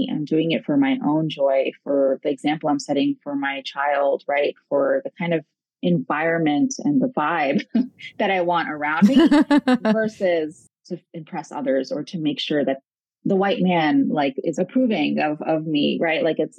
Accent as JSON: {"language": "English", "region": "New York", "country": "United States", "tie": "born or raised there", "said": "Because I was born here. I was born in New York, raised here."}